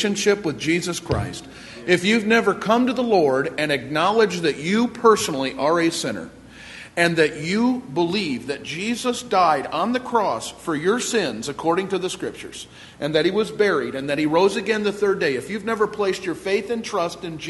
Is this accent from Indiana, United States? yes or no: no; Eastpointe, Michigan, United States; I was born and raised in Michigan, in East Detroit.